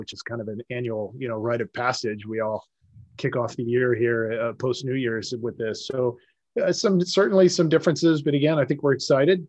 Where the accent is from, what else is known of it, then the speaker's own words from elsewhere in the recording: Indiana, United States; I grew up in the Midwest and lived in Indiana most of my life